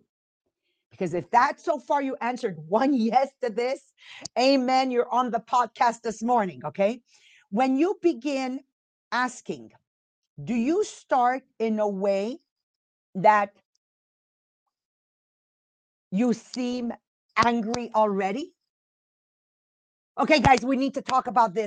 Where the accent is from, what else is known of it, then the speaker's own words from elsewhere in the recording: Montreal, Quebec, Canada; accent: Italian accent with French, East End Montreal; also born or lived in Italy; I'm from Montreal, Quebec. So you've got an Italian accent in there with a French, and then of course East End Montreal